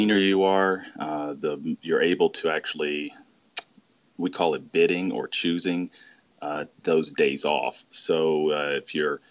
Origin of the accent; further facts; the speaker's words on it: Mobile, Alabama, United States; my hometown where I grew up is actually in Mobile, Alabama